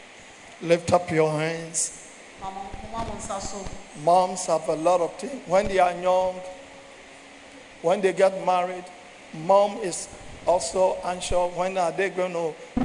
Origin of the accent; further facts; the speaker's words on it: Ghana; I'm from Ghana